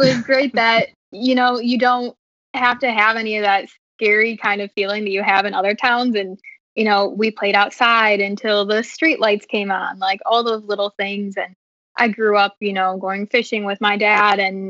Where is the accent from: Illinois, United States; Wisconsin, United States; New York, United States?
Illinois, United States; near Oglesby; moved away as an adult; Oglesby is like 20 minutes from my hometown, and that's actually where my mom was born and raised